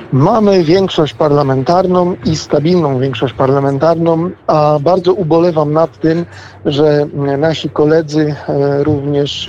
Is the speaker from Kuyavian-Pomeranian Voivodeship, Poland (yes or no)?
no; Wałbrzych region, Lower Silesian Voivodeship, Poland; pochodzę e, z regionu wałbrzyskiego